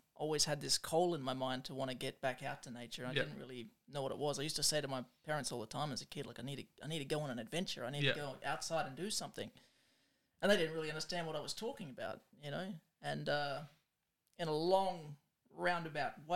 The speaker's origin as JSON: {"language": "English", "town": "Adelaide", "region": "South Australia", "country": "Australia", "tie": "born or raised there", "also_born_or_lived": "Papua New Guinea", "said": "I'm from Adelaide, really, and, was born here, moved back to New Guinea, spent a few years over there as a kid, and then came back here when my sister was born, and, I've been here ever since"}